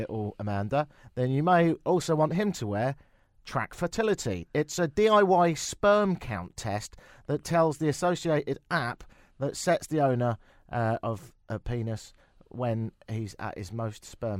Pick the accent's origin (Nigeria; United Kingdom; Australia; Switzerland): United Kingdom; England; also born or lived in London; now in Toronto, Canada; I'm English, innit?